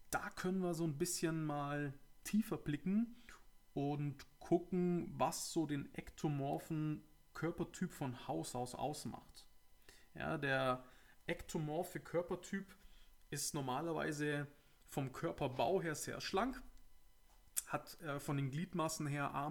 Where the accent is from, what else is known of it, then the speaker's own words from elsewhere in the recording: Augsburg, Bavaria, Germany; Ja, ich komme ja aus Augsburg, aus dem schönen Bayern. Und äh, vielleicht hört man es ja.